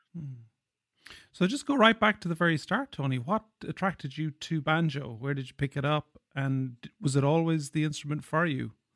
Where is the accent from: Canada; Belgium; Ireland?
Ireland; I'm an Irish guy